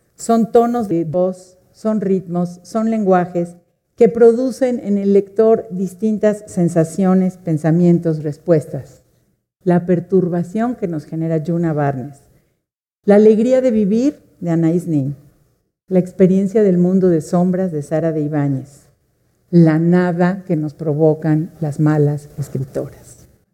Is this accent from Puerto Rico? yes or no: no; Mexico; somos mujeres y somos mexicanas